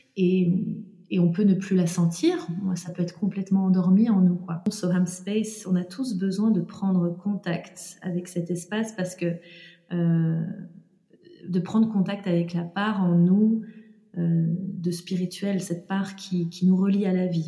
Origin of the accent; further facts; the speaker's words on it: Jura, eastern France, Bourgogne-Franche-Comté, France; je suis née donc dans le Jura, dans l'est de la France, dans une petite ville, euh, dans un environnement euh, euh voilà plutôt rural